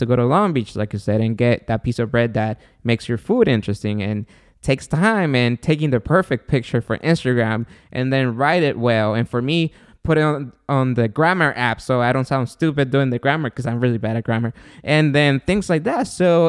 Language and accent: English; Guatemala; So I'm from Guatemala, my girlfriend and the mother of my son.